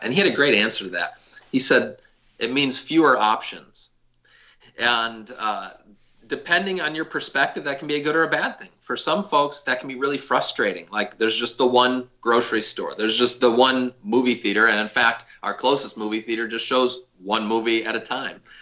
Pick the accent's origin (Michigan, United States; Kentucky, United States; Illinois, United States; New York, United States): Michigan, United States; Detroit; also born or lived in Spokane, Washington; now in Arcadia, United States; I grew up in the Detroit area